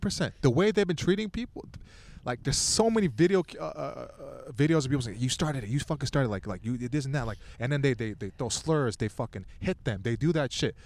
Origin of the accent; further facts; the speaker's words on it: Torrance, California, United States; I'm from Torrance, and even Torrance is like a lot bigger than